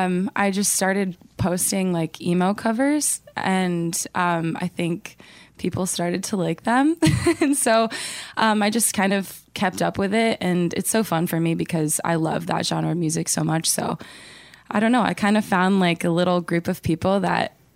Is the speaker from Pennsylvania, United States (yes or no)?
yes; Pennsylvania, United States; also born or lived in Minnesota; I grew up, I kind of moved around a little bit. We lived in Minnesota for a few years, and then, but we moved to Pennsylvania when I was like 10.